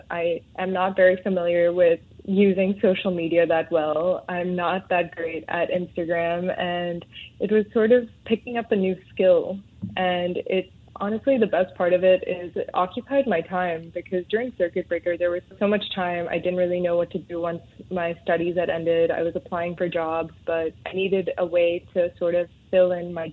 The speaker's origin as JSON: {"language": "English", "country": "Hong Kong", "tie": "born or raised there", "also_born_or_lived": "Mumbai, India / Delhi, India (family)", "moved": "as an adult", "lives_now": "Singapore", "said": "growing up in Hong Kong"}